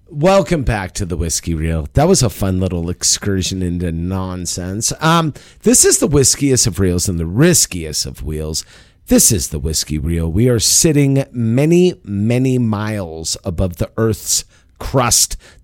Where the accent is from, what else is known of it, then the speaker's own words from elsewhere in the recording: Los Angeles, California, United States; I was born in the San Fernando Valley